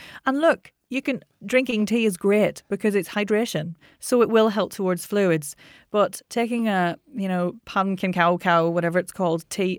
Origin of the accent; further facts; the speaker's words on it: Ireland; I mean, I'm Irish.